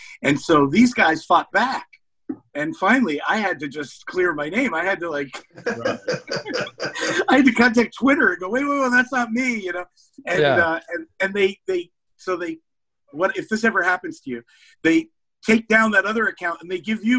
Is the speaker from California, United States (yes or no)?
no; New Jersey, United States; now in Hollywood, United States; Before I moved to Hollywood, I grew up in New Jersey.